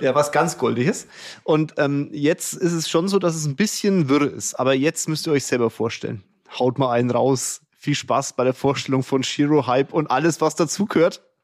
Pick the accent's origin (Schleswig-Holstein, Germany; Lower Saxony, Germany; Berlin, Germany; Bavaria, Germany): Bavaria, Germany; Kulmbach; Ich komme ja selber aus Kulmbach